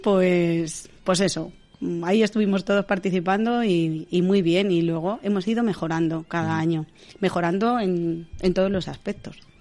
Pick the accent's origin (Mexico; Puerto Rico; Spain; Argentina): Spain; Navalacruz, Castile and León; De Navalacruz